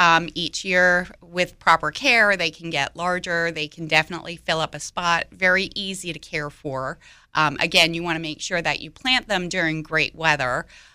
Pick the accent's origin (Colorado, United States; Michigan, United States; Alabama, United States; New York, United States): New York, United States; now in Raleigh, United States; I'm from New York